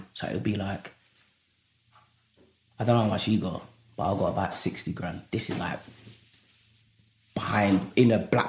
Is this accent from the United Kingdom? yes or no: yes; London, United Kingdom; I'm from Hackney, right?